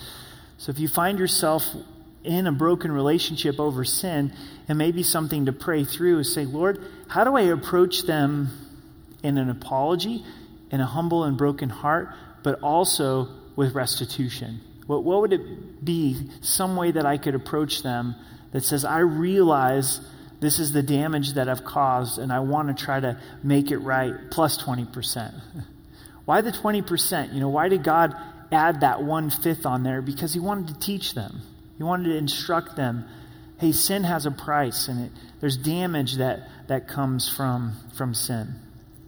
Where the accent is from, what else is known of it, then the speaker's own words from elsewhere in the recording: Grants Pass, Oregon, United States; I grew up on Meyer Drive in Grants Pass, Oregon.